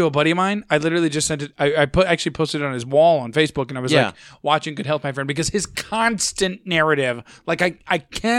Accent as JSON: {"language": "English", "country": "United States", "said": "I'm an American."}